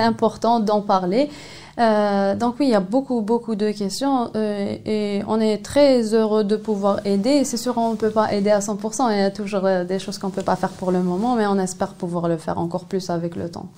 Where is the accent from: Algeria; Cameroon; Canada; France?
Algeria; chez nous en Algérie